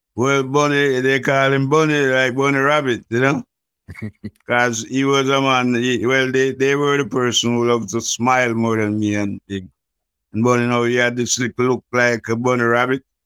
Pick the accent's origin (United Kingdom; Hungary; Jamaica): Jamaica; Kingston; I was born in Jubilee Hospital in Kingston, and I grew up in the ghettos of Trenchtown